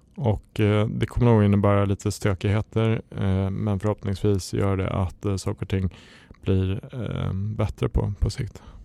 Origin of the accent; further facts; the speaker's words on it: Jämtland, Sweden; now in Stockholm, Sweden; jag kommer från Jämtland från början